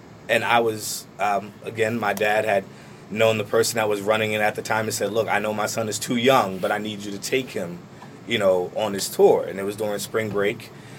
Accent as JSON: {"language": "English", "town": "Trenton", "region": "New Jersey", "country": "United States", "said": "But I said, yeah, I'm from Trenton. And they said, oh, where? And I said, oh, over on Landing across from TC&J."}